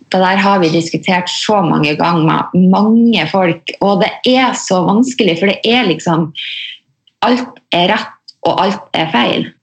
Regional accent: Mosjøen, Nordland, Norway; jeg er jo fra Mosjøen

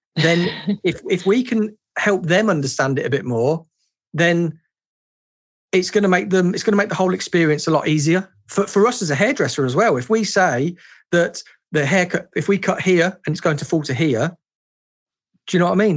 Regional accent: England, United Kingdom; born or raised there

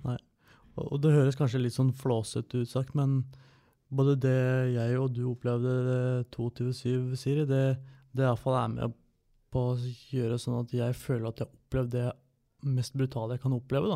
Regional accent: Toten, Innlandet, Norway; jeg født og oppvokst på Toten

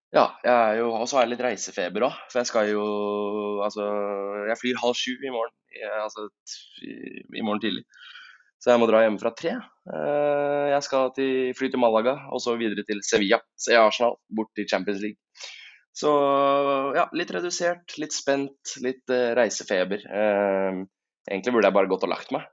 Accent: Tjøme, Vestfold, Norway; now in Oslo, Norway; Jeg var øh, hjemme på, hjemme på Tjøme i helgen

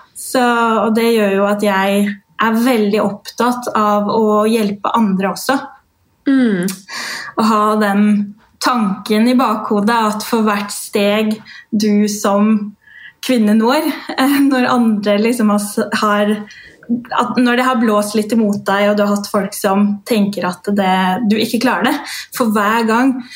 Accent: Norway; also born or lived in Dominican Republic; de seks første årene av livet mitt er jo derfra. Jeg ble født

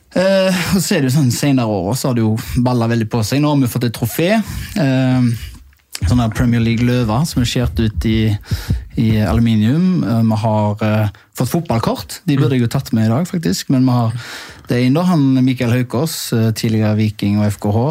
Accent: Haugesund, Rogaland, Norway; moved away; kompisgjengen hjemme i Haugesund

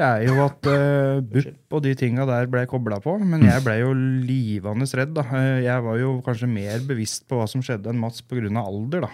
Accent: Gjøvik, Innlandet, Norway; vi vokste jo opp på Gjøvik

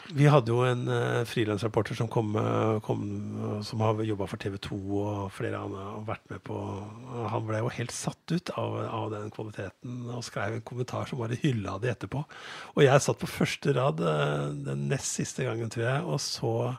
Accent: Skedsmo, Viken, Norway; now in Gjøvik, Norway; Jeg vokste opp på, på Skedsmo, men hadde røtter fra Innlandet

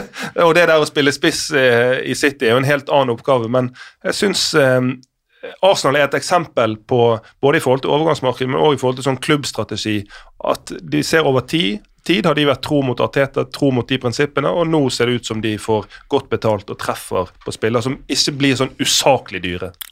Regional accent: Norway; Da smiler man litt som, som nordmann.

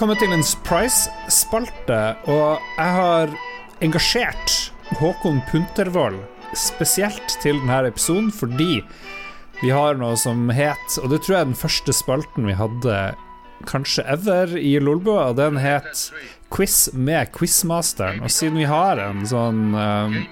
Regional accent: Northern Norway, Norway; Her i Nord-Norge, vi holder jo på sterkt

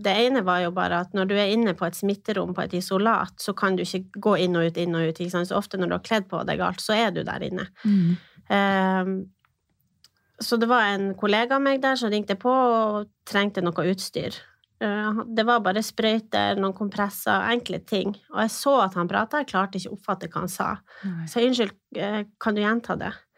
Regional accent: Finnsnes, Troms, Norway; now in Tromsø, Norway; Jeg er født og oppvokst på Finnsnes. Bor nå eh, i Tromsø

